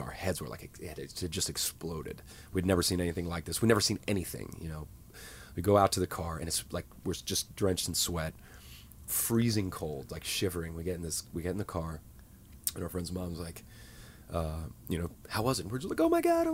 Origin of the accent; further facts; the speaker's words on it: United States; I grew up in a very rural part of the U.S., and we didn't get shows